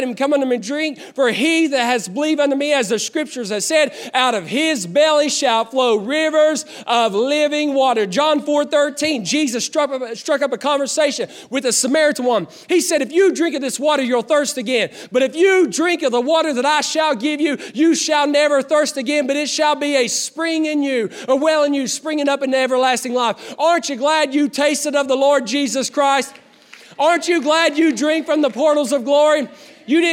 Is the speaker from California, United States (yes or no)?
no; Putnam County, West Virginia, United States; I'm from Putnam County. I live in Taze Valley